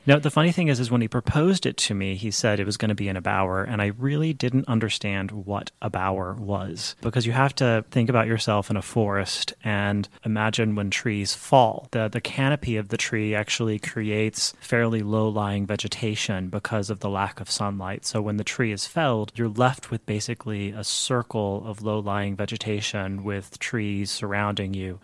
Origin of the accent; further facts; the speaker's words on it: Midland, Texas, United States; I grew up in Midland, Texas